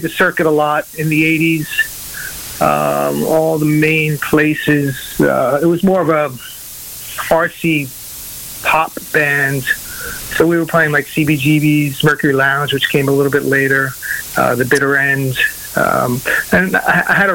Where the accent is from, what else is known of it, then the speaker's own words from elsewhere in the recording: Merrick, New York, United States; moved away as an adult; also born or lived in East Village, New York City; now in Europe; I grew up on Long Island